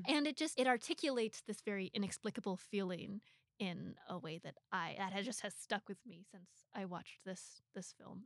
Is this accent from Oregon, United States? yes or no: yes; Portland, Oregon, United States; moved away as an adult; now in Los Angeles, United States; I'm from Portland, I, I grew up there